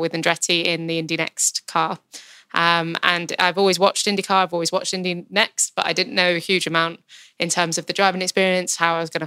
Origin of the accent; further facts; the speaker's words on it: United Kingdom; I grew up, obviously, in the UK. I'm British